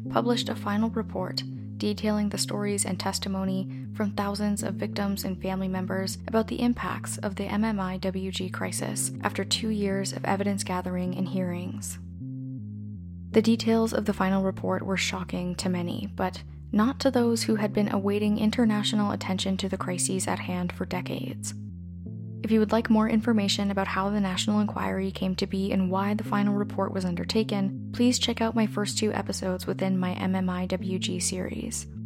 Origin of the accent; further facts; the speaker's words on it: Canada; As a Canadian and descendant of settlers